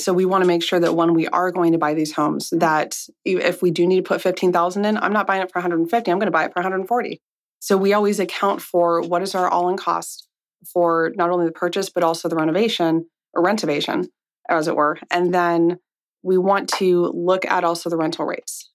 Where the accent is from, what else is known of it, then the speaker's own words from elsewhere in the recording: Monrovia, California, United States; I grew up in a very small town called Monrovia